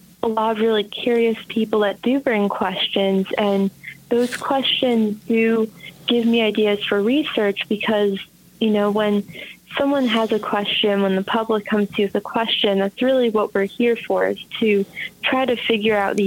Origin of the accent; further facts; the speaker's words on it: Bethlehem, New York, United States; I grew up in Bethlehem